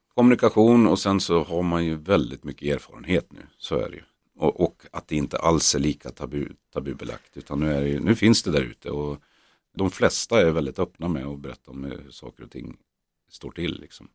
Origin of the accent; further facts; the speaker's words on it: Norrland, Sweden; vi är norrlänningar